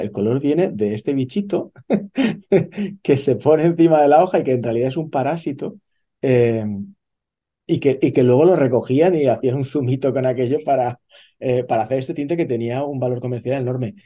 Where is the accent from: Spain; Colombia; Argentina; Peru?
Spain; moved away as an adult; now in Australia; Yo soy español eh, originalmente eh, y, yo de pequeño también estaba acostumbrado eh, a, ver esta higo chumbo, que es como le llamamos en España